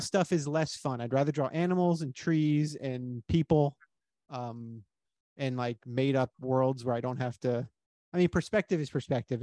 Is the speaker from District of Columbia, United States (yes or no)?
no; Miami, Florida, United States; I grew up in Miami and we used to take field trips to the Everglades.